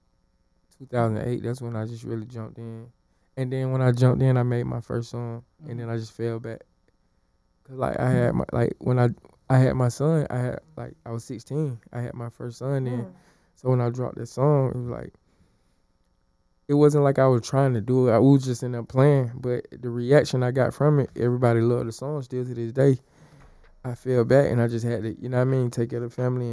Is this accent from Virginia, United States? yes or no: no; Atlanta, Georgia, United States; I'm from Atlanta, Georgia, born and raised.